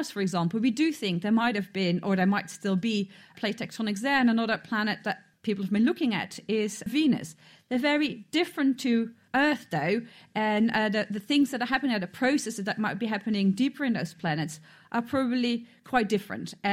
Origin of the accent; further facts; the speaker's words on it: Cambridge, East of England, United Kingdom; Hi, I'm … from Cambridge.